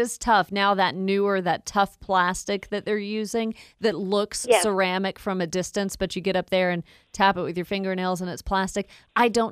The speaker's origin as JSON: {"language": "English", "town": "Woodstock", "region": "Georgia", "country": "United States", "tie": "born or raised there", "said": "I grew up in Woodstock. I've never really left the state of Georgia"}